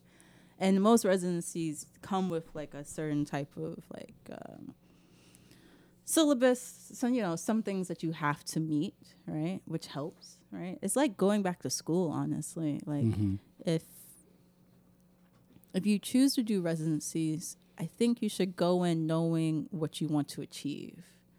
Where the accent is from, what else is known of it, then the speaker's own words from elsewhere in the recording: Memphis, Tennessee, United States; I'm from South Memphis